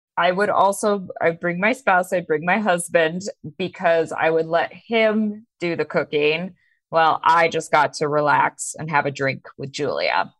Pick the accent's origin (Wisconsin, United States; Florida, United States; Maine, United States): Maine, United States; I grew up in Maine